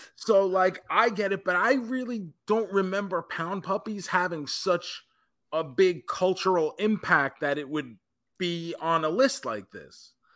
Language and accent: English; Tampa, Florida, United States; my hometown of Tampa, Florida